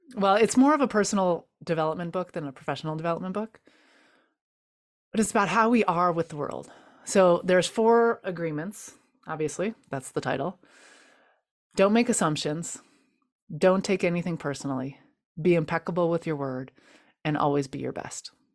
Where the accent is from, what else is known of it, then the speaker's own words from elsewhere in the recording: United States; growing up in the United States